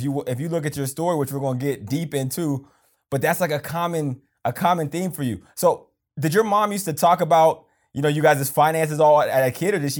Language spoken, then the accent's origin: English; Pennsylvania, United States; So you grew up in Georgia. I grew up in Pennsylvania.